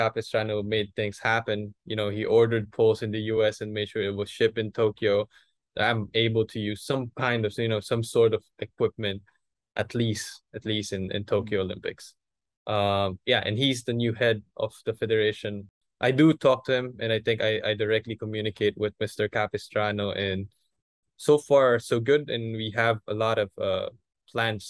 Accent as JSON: {"language": "English", "country": "Philippines", "said": "I'm a Filipino"}